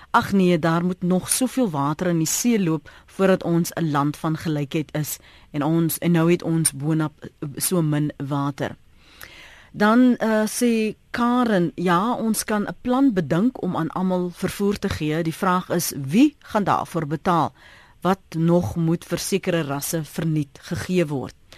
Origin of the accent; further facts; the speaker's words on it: South Africa; ons as Suid-Afrikaners